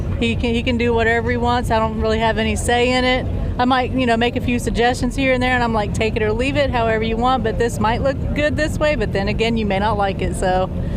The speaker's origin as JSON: {"language": "English", "region": "Ohio", "country": "United States", "also_born_or_lived": "Texas", "moved": "yes", "lives_now": "Florida, United States", "said": "Originally from Ohio. We spent nine and a half years in Texas before we moved to Florida."}